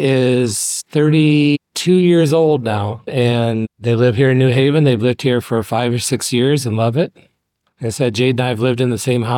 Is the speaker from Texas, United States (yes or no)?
no; Fort Wayne, Indiana, United States; also born or lived in New Haven, Indiana; Southeast Fort Wayne, Village Woods.